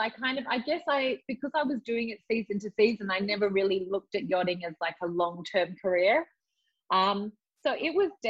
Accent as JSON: {"language": "English", "region": "England", "country": "United Kingdom", "tie": "born or raised there", "moved": "yes", "said": "I grew up in England."}